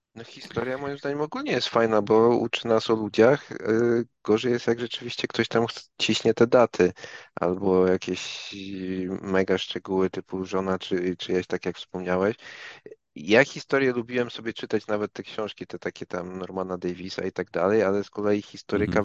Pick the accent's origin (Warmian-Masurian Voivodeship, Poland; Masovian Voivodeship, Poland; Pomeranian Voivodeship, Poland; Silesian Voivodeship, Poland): Pomeranian Voivodeship, Poland; Gdańsk; ja z Gdańska jestem